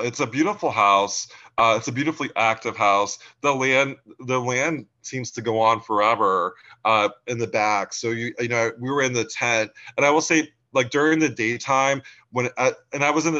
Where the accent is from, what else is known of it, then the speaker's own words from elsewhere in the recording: Pensacola, Florida, United States; now in New England, United States; so I grew up my dad was in the Navy, so I grew up in Florida, Pensacola, Florida. I moved here in the 90s